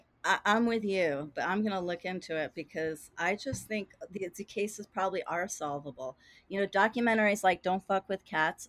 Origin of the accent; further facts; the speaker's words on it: New York City, New York, United States; I was from Brooklyn.